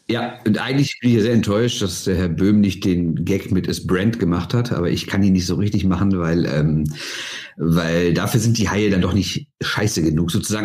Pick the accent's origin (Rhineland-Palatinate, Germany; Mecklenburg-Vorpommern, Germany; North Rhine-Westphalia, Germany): North Rhine-Westphalia, Germany; Düsseldorf; als Düsseldorfer